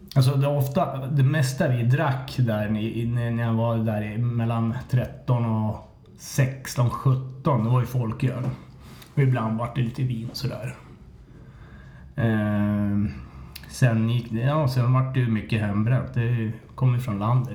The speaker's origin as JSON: {"language": "Swedish", "town": "Hallstahammar", "region": "Västmanland", "country": "Sweden", "tie": "born or raised there", "said": "Jag är uppväxt i Hallstahammar"}